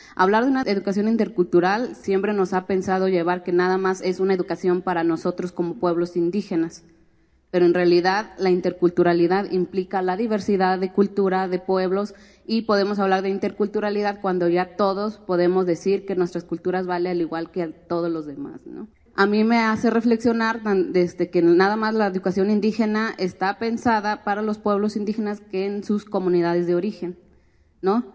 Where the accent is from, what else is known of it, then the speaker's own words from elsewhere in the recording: Guadalajara, Jalisco, Mexico; also born or lived in Oaxaca; nací en Guadalajara, crecí entre Guadalajara, Oaxaca, pero soy más mixteca que tapatía